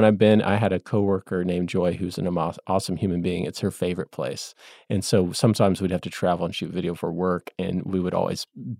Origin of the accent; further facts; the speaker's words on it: United States; You're an American. I'm an American.